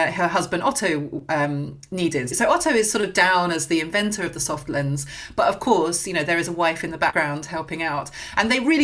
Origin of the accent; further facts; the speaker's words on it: near Guildford, South East England, United Kingdom; I grew up near Guildford, so Kingston was a big night out